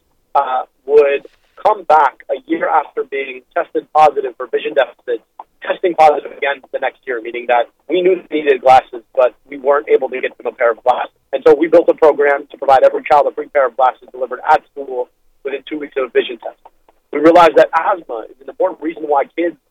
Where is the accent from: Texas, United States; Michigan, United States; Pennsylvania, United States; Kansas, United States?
Michigan, United States; just outside Detroit; where I grew up just outside Detroit